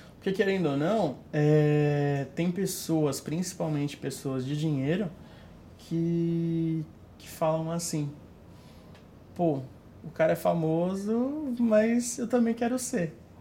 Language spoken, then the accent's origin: Portuguese; Santos, São Paulo, Brazil; eu sou de Santos, tem muita gente de Santos que me procura